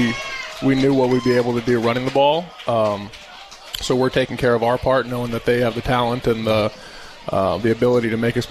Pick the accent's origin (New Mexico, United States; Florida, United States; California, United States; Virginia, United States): New Mexico, United States; Santa Fe; moved away as an adult; also born or lived in Rio Rancho, New Mexico; now in Arizona, United States; but I grew up in Santa Fe. That's where I was born, actually.